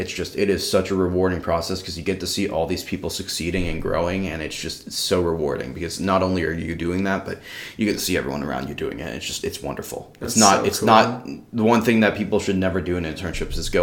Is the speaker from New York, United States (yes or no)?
yes; New York, United States; moved away as an adult; now in Madison, United States; I came from New York, and I never really felt super welcome in my hometown